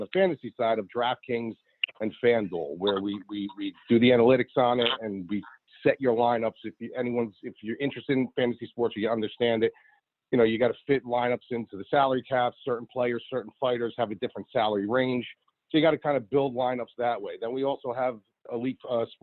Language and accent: English; Paterson, New Jersey, United States; I'm from Jersey. Patterson, New Jersey